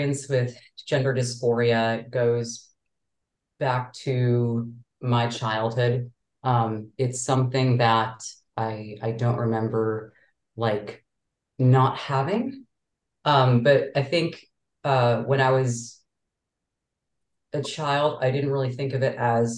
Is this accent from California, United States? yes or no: no; Chicago, Illinois, United States; now in Boston, United States; I grew up in Chicago and like the Wrigleyville area, Boys Town area